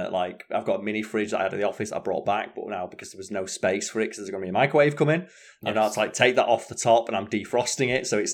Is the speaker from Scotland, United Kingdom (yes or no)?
no; Scunthorpe, Yorkshire and the Humber, United Kingdom; also born or lived in Sheffield; I'm from Sheffield. I'm originally from Scunthorpe, aren't I?